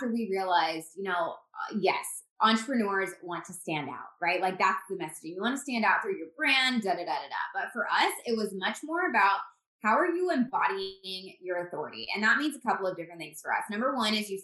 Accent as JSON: {"language": "English", "region": "Indiana", "country": "United States", "also_born_or_lived": "Phoenix, Arizona", "moved": "as an adult", "said": "We're from Indiana"}